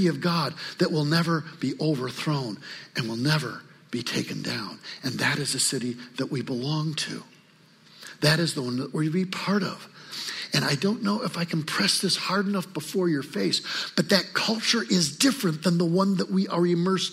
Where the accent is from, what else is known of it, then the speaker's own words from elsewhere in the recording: Lansing, Michigan, United States; also born or lived in Traverse City, Michigan / Grass Lake, Michigan; now in Detroit, United States; I was born in Traverse City. I used to tell people that we moved after 10 days to Lansing.